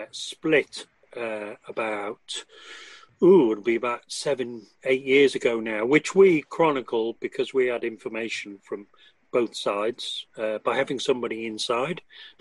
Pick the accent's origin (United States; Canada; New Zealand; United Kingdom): United Kingdom; Liverpool, North West England; Well, that was in Warwick University in the British Midlands, although I come from Liverpool originally.